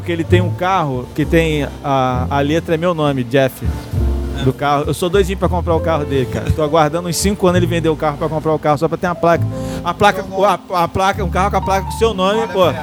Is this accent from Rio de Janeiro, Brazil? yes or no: yes; São Gonçalo, Rio de Janeiro, Brazil; Minha terra aí